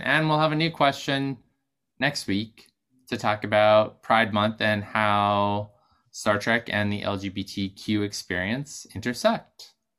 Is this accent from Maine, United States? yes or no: yes; Maine, United States; also born or lived in Boston; now in New York, United States; growing up in Maine and moving to Boston